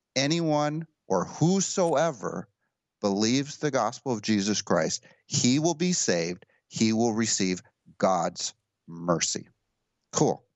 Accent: United States; I'm an American

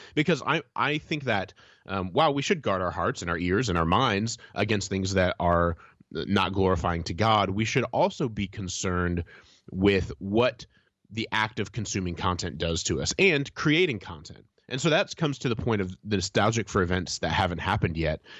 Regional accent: Indiana, United States; moved away; I visited my hometown recently. My wife and I were, uh, going all around Indiana

